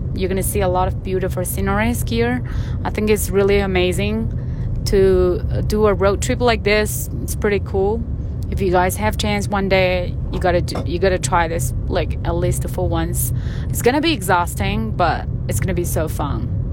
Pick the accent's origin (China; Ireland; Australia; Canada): China; southern China; moved away; I grew up in the southern part of China, so my hometown was very